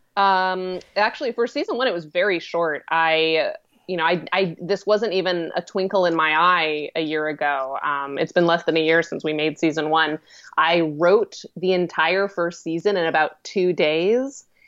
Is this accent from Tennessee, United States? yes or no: no; Colorado, United States; moved away as an adult; also born or lived in Seattle, Washington / Oregon; now in New York, United States; I was actually born in Seattle, Washington, but I only lived there for about two years, so it, it, it's fundamentally, I grew up in Colorado. Colorado was my hometown.